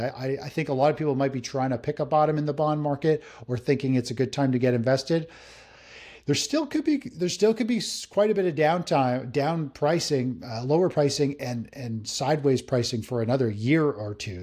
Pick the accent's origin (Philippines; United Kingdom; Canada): Canada; just north of Toronto, Ontario; I'm, I'm Canadian, up just north of Toronto in Canada here